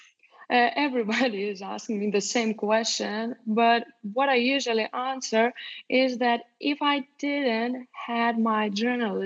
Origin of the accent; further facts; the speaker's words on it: Ukmergė, Vilnius County, Lithuania; now in Vilnius, Lithuania; I was born in Ukmergė. Ukmergė is a small town not far away from Vilnius, about 70 kilometers away. My mother raised me up alone